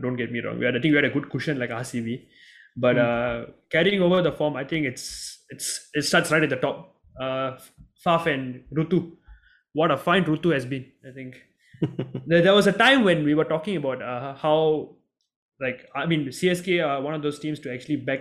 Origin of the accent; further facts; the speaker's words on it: Singapore; being a Singaporean